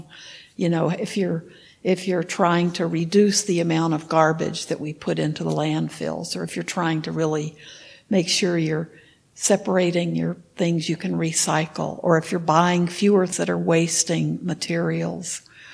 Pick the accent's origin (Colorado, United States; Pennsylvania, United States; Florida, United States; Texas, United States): Texas, United States; When I was in high school, I grew up in Texas